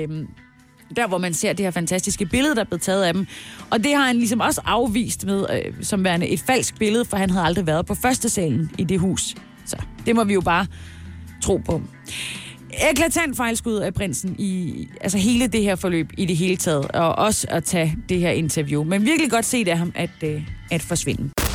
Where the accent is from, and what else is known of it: Denmark